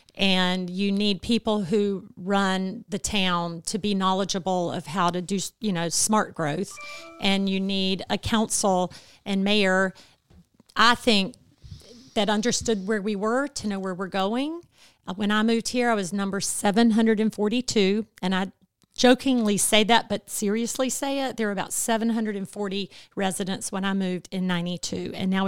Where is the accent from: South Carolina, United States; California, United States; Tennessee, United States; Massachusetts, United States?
South Carolina, United States; I am from South Carolina.